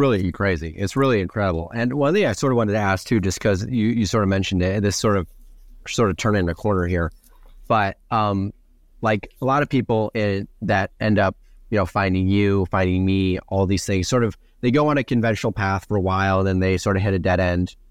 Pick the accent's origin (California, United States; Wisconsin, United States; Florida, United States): Wisconsin, United States; moved away; I'm from Wisconsin originally.